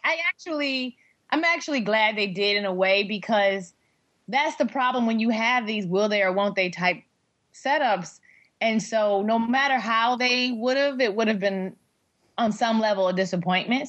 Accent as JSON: {"language": "English", "town": "Detroit", "region": "Michigan", "country": "United States", "tie": "born or raised there", "also_born_or_lived": "Seattle, United States / Tacoma, United States", "moved": "yes", "lives_now": "Los Angeles, United States", "said": "the Detroit News, which is like my hometown paper where I grew up"}